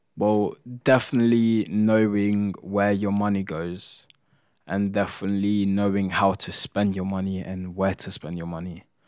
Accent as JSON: {"language": "English", "country": "Italy", "moved": "yes", "said": "I come from Italy"}